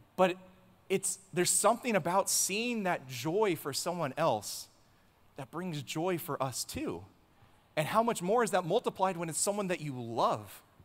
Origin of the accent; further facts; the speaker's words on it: Southern California, United States; now in Texas, United States; I'm from Southern California, so, like, I was never raised in the religion that is football that we have out here